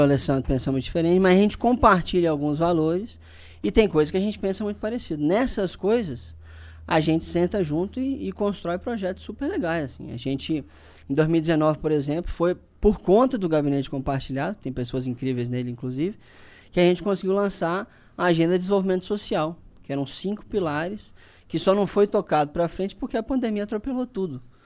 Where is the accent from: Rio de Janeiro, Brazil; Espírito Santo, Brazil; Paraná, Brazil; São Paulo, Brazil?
Espírito Santo, Brazil; Linhares; eu voltei para Linhares, que é a minha cidade natal